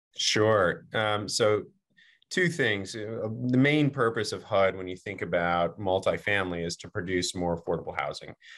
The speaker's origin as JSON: {"language": "English", "region": "Virginia", "country": "United States", "tie": "born or raised there", "said": "my home state of Virginia."}